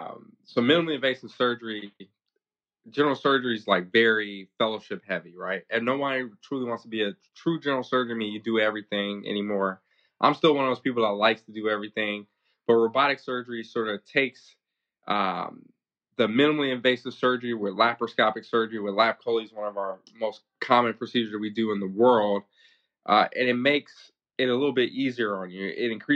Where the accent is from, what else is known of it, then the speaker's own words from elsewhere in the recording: California, United States; also born or lived in Hawaii; So originally I was born in Hawaii to a father who was in the Marine Corps at the time. My mom was originally from Compton, California. So we bounced around for a little bit, ended up in California.